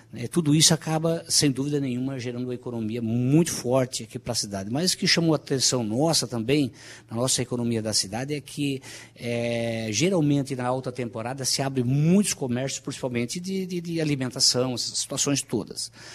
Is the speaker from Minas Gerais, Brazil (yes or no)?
no; Balneário Rincão, Santa Catarina, Brazil; eu nasci aqui no Rincão